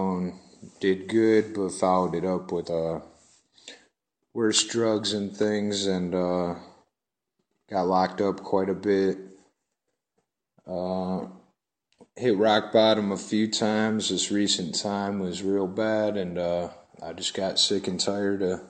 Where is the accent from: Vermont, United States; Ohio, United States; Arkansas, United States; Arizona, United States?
Ohio, United States; Cleveland; I'm from Cleveland, Ohio.